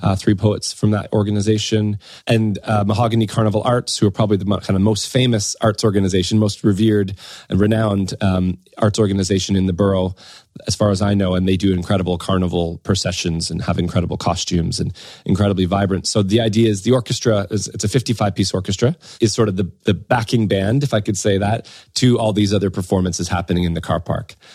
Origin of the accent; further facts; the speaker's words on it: Windsor, Ontario, Canada; moved away as an adult; now in United Kingdom; I'm originally from Canada, a place called Windsor, Ontario, which is across from Detroit, um, kind of southwestern Ontario.